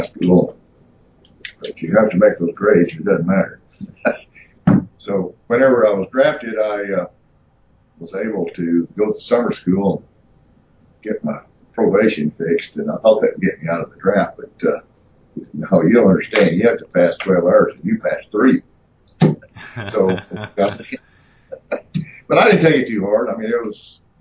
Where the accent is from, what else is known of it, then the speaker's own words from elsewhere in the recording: Mississippi, United States; moved away; I'm from Mississippi.